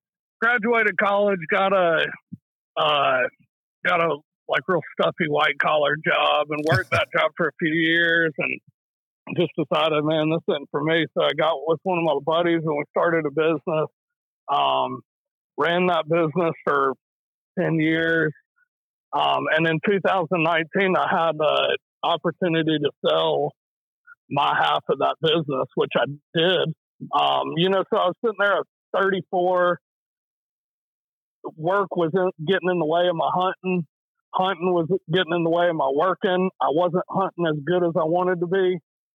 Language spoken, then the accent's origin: English; North Carolina, United States; So I grew up in North Carolina.